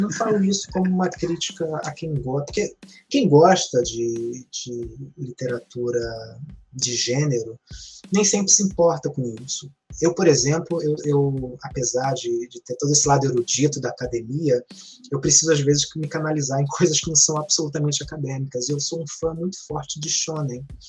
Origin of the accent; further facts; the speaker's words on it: Rio de Janeiro, Brazil; Eu sou da zona oeste do Rio de Janeiro, que é uma área meio de mato.